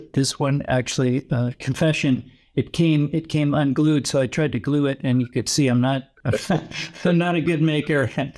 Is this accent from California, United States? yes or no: yes; San Francisco, California, United States; now in Dubai, United Arab Emirates; I am originally from the San Francisco Bay Area in California. I live now in Dubai